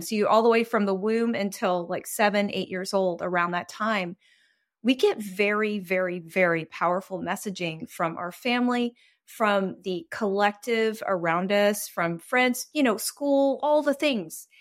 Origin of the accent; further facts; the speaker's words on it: Texas, United States; moved away as an adult; also born or lived in Greece / Taiwan; I was raised in a fairly religious situation just 'cause I grew up in Texas